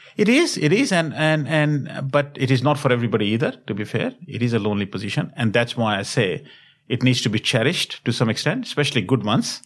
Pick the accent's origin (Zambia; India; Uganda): India; Delhi; moved away as an adult; also born or lived in Europe / America / Asia; I was born in India, in Delhi, and then have had an opportunity to work and study across the globe